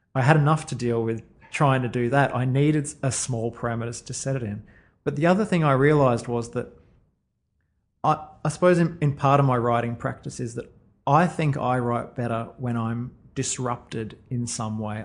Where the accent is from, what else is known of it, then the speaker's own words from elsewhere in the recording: Sunshine Coast, Queensland, Australia; when I was growing up on the Sunshine Coast